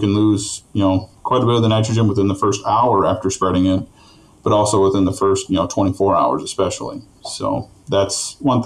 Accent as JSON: {"language": "English", "town": "Rushmore", "region": "Minnesota", "country": "United States", "tie": "born or raised there", "said": "I was born and raised in Rushmore, Minnesota"}